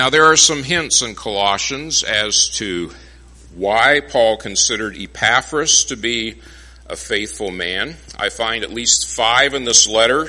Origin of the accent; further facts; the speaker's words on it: Phoenix, Arizona, United States; moved away; I grew up in Phoenix